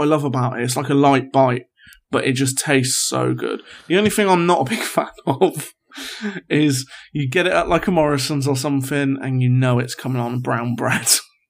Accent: York, Yorkshire and the Humber, United Kingdom; I'm from York, and it's becoming the most pretentious city in the north for avocado.

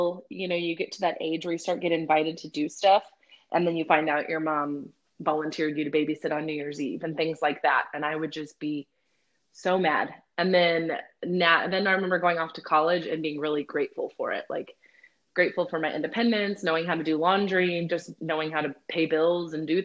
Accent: Victoria, Texas, United States; also born or lived in Corpus Christi, Texas / Kansas City; now in Austin, United States; I grew up in South Texas, so Victoria, Texas

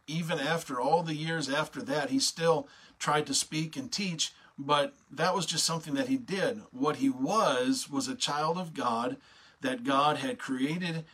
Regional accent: United States; an American citizen

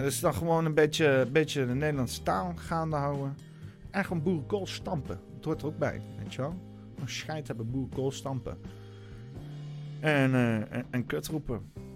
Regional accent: Netherlands; dat ik een Nederlander ben

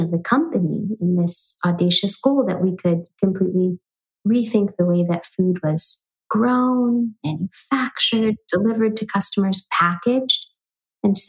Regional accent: San Francisco, California, United States; also born or lived in New York City; I moved back to the Bay Area, my hometown of San Francisco

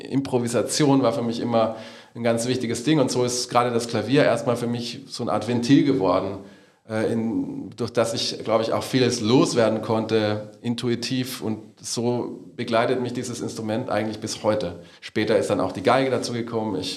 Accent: Salzburg, Austria; born there; Ich bin nicht nur aus Salzburg gebürtig, sondern ich habe da einfach die Musik meiner Eltern so ein bisschen aufgegriffen, weil ich der Älteste zu Hause war.

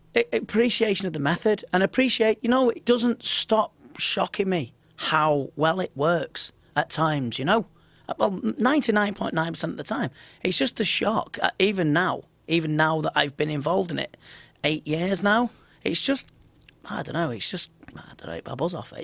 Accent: Liverpool, North West England, United Kingdom; I'm just from Liverpool

